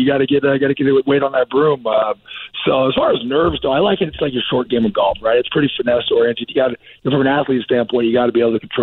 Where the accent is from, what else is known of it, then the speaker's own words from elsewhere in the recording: California, United States; also born or lived in Texas; I was born in Texas, raised in California